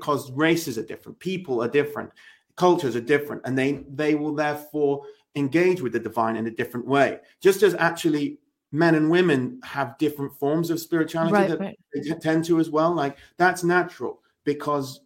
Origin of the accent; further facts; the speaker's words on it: England, United Kingdom; me as an Englishman